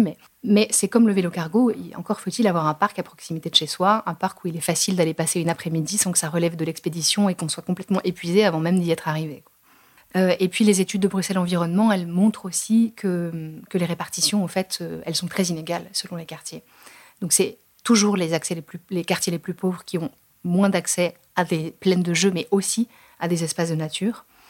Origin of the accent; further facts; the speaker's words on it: France; on est français, tous les deux